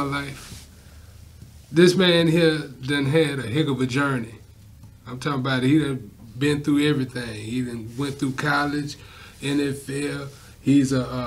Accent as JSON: {"language": "English", "town": "Houston", "region": "Texas", "country": "United States", "tie": "born or raised there", "said": "we grew up on Northside in Houston, Fifth Ward area."}